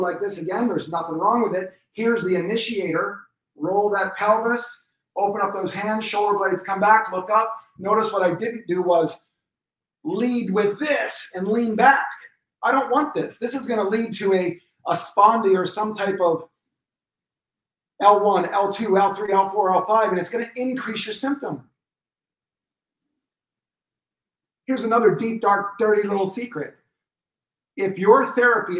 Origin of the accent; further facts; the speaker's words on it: Pennsylvania, United States; moved away; I'm from Pennsylvania originally